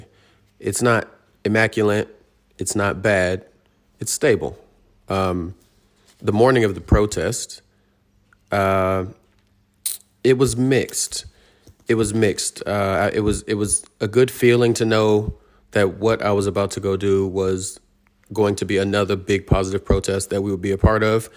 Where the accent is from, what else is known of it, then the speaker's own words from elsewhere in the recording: United States; now in Australia; as a black man growing up in America